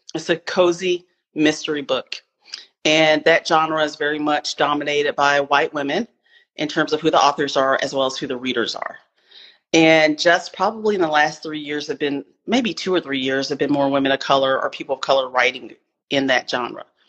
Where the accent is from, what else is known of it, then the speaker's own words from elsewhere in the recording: Spartanburg, South Carolina, United States; also born or lived in Seattle, Washington; now in Atlanta, United States; I am a southerner. I am from Spartanburg, South Carolina. I live in Atlanta right now.